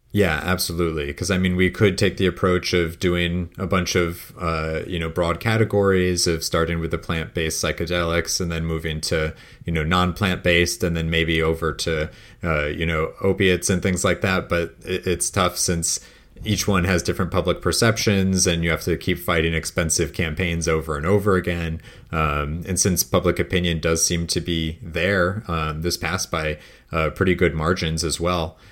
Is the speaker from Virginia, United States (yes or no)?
no; Connecticut, United States; my home state of Connecticut